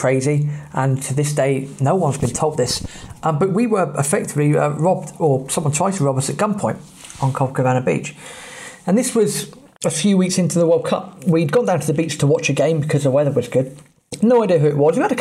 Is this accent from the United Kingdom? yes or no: yes; England, United Kingdom; we're English